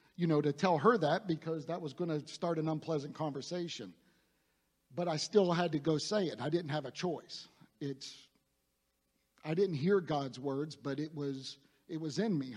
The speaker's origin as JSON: {"language": "English", "town": "Youngstown", "region": "Ohio", "country": "United States", "tie": "born or raised there", "said": "I grew up in Northeast Ohio in the Youngstown area, uh, very blue collar."}